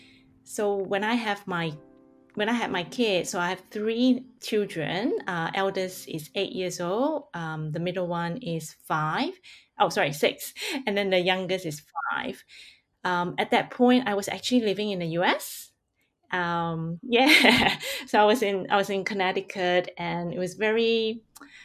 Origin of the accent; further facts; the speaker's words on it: Singapore; first language Hakka; English is a second language; also born or lived in Hong Kong; now in Australia; I grew up in Singapore, so I really grew up in a multilingual country. My first language is actually Hakka